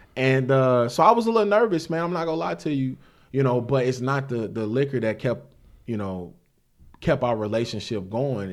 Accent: St. Louis, Missouri, United States; I'm from Saint Louis, Missouri, born and raised

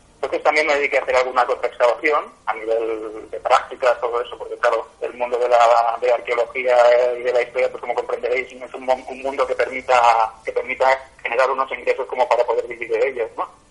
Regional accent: Catalonia, Spain; soy catalán de la tierra

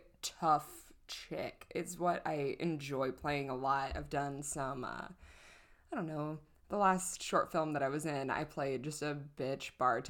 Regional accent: St. Louis, Missouri, United States; I'm from St. Louis, Missouri.

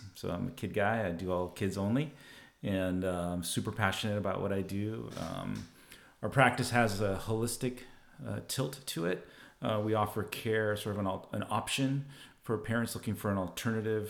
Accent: Southern California, United States; born and raised in Southern California, lived here my whole life

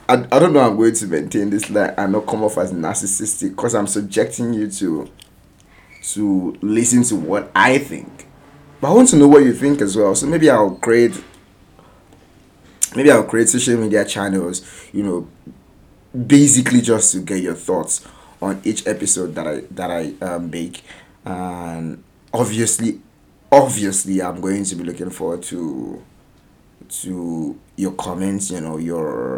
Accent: Nigeria; a Nigerian writer based in Nigeria, telling Nigerian stories

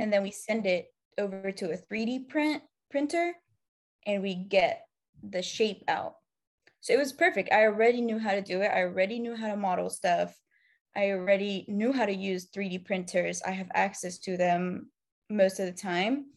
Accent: Egypt; moved away as an adult; I'm originally from Egypt. I moved here, like, six years ago.

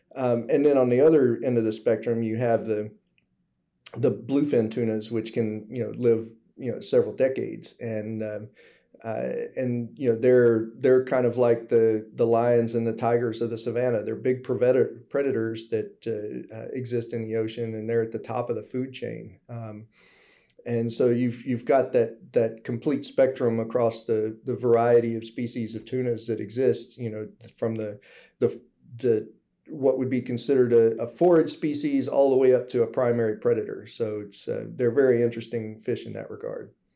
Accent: Gulf Coast of Texas, United States; moved away as an adult; also born or lived in Alaska / South Pacific; growing up on the Gulf Coast of, of Texas

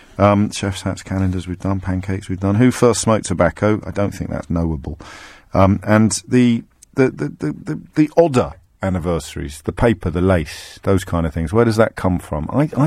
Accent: Derby, East Midlands, United Kingdom; I was born in Derby, Steve.

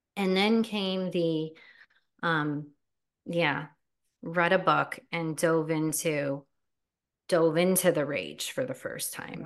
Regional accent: New Jersey, United States; I was born and raised in New Jersey

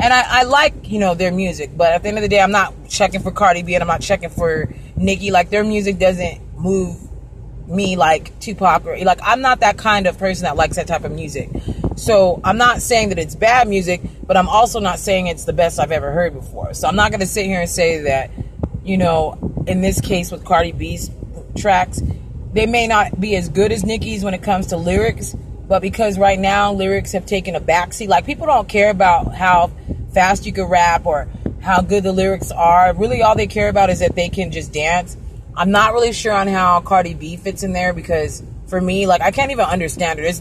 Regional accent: Arizona, United States; born or raised there; also born or lived in California

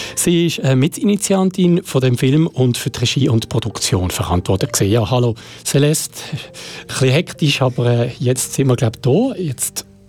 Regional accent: Basel-Landschaft, Switzerland; in meiner Heimat stattfindet, nämlich der Jugendprojektwettbewerb vom Kanton Basel-Land

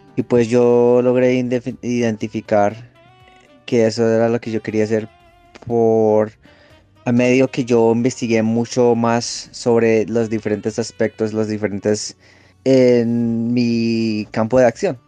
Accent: Los Angeles, California, United States; moved away as an adult; also born or lived in Texas; yo me crié en Los Ángeles

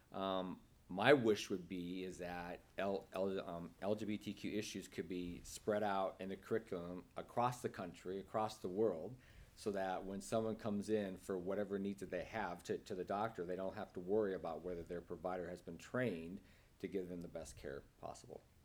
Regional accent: Nebraska, United States; moved away as an adult; also born or lived in Kansas City, Missouri; now in San Francisco, United States; I was born and raised in, in Nebraska

